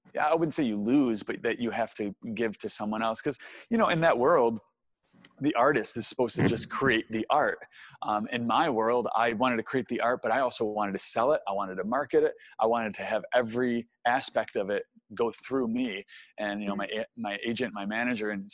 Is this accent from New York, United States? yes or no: yes; Syracuse, New York, United States; moved away as an adult; also born or lived in Arizona; growing up in Syracuse, New York, I was a Northeastern guy